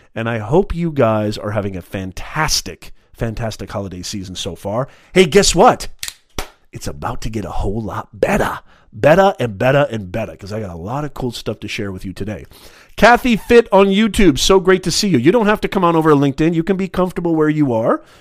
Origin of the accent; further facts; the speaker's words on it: Orange County, California, United States; I'm from the Orange County area as well in California